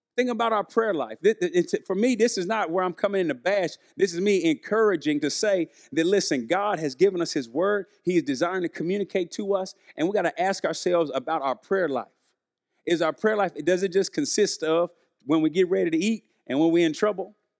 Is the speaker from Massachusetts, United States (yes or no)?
no; Arkansas, United States; I'm from Arkansas, we're living in Arkansas